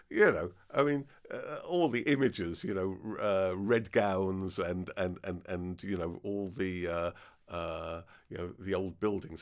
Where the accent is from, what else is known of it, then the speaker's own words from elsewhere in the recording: Devon, South West England, United Kingdom; also born or lived in Cambridge; I was born in Devon